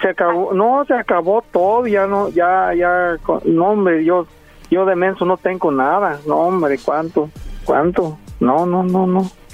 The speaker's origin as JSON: {"language": "Spanish", "region": "Jalisco", "country": "Mexico", "said": "yo soy de Jalisco, soy tu paisano"}